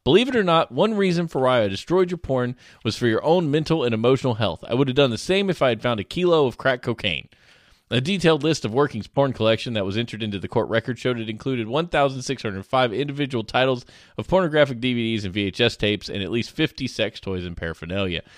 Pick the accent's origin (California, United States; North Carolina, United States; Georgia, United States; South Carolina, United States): Georgia, United States; I grew up in Georgia